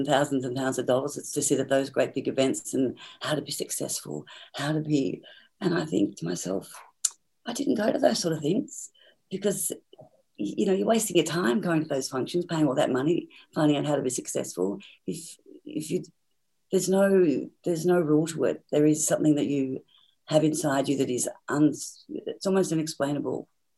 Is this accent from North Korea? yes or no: no; Tasmania, Australia; And I think growing up in Tasmania was very, very difficult, because my parents didn't like children